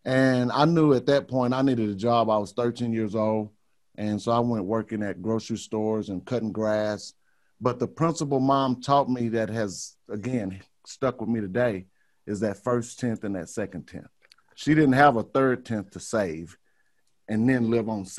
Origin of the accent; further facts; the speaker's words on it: Beaumont, Texas, United States; also born or lived in Houston, Texas / Dallas, Texas / Amarillo, Texas; I grew up in Beaumont, Texas. I lived most of my life in Houston and Dallas and Amarillo, Texas. Never been outside of Texas.